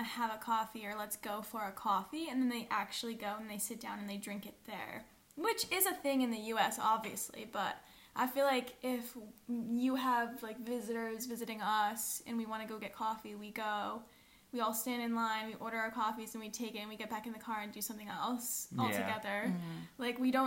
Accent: United States; we were all Americans

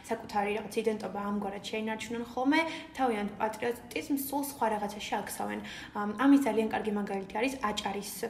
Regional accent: Guria, Georgia; also born or lived in Batumi; მე თვითონ გურული ვარ

